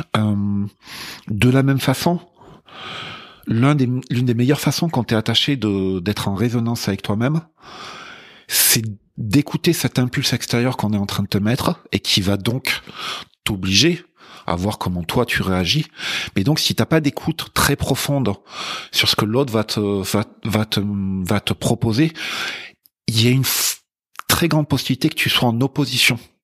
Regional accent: France; je suis français euh, d'origine

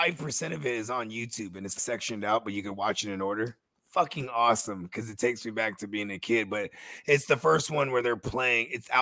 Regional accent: West Coast, United States; I'm from the West Coast. I grew up on the West Coast, but man, a lot of mad East Coast influence from like the entertainment that I was raised on.

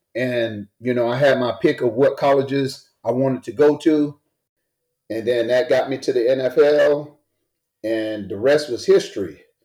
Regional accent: Greenville, South Carolina, United States; I'm born and raised in Greenville, South Carolina, the South

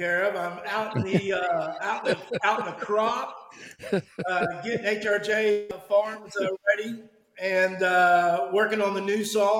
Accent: Georgia, United States; also born or lived in Florida; You know I'm from Georgia, born in Florida.

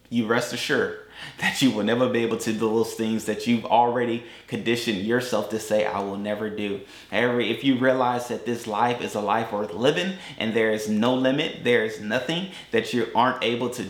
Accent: Tampa, Florida, United States; also born or lived in Atlanta; we, we're from Tampa. We live in Tampa. They know that I lived in Atlanta.

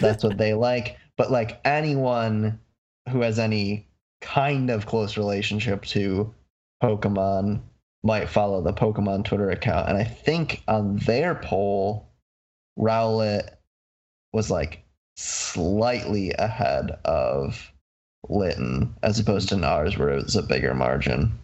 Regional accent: Michigan, United States; I'm from Michigan.

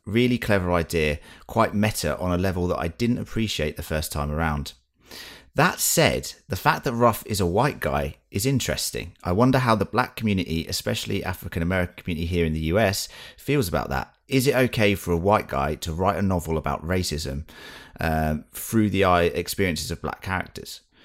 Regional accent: United Kingdom; we're British

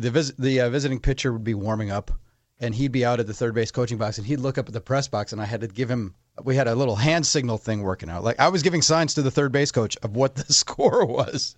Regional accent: Menomonee Falls, Wisconsin, United States; I worked for the Parks Department in Menominee Falls, Wisconsin, my hometown

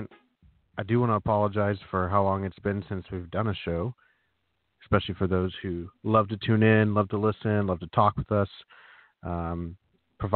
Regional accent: Turlock, California, United States; now in Kansas City, United States; Grew up in Northern California in the great city of Turlock

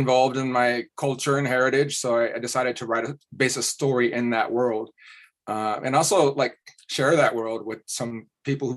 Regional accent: Kansas, United States; I'm from Kansas

